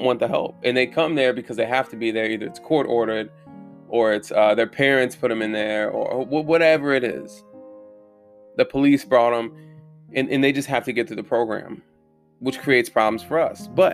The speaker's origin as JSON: {"language": "English", "region": "Southern Germany", "country": "Germany", "moved": "yes", "said": "I'm from Southern Germany"}